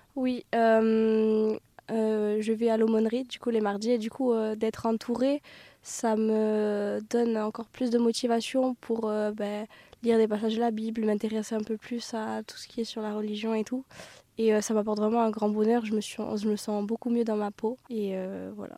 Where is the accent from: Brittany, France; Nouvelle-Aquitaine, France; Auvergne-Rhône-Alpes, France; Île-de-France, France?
Nouvelle-Aquitaine, France; Pau; je suis originaire de Pau